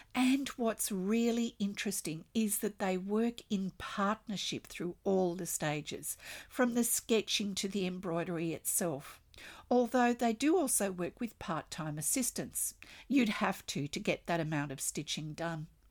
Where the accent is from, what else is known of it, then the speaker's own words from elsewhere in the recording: Australia; I'm an Australian textile artist